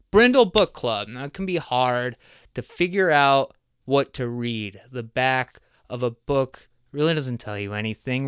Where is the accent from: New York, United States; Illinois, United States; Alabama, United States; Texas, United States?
Illinois, United States; Crystal Lake; also born or lived in New Jersey; lived in Crystal Lake.